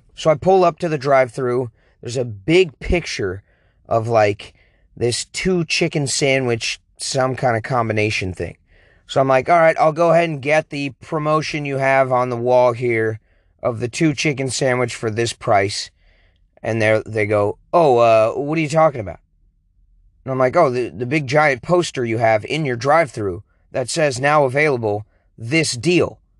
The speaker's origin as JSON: {"language": "English", "area": "King County", "region": "Washington", "country": "United States", "tie": "born or raised there", "moved": "yes", "said": "back where I was born in King County, Washington"}